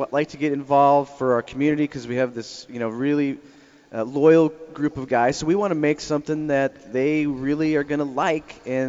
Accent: Colorado, United States; we're from Colorado.

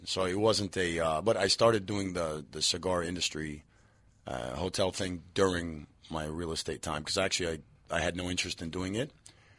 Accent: Miami, Florida, United States

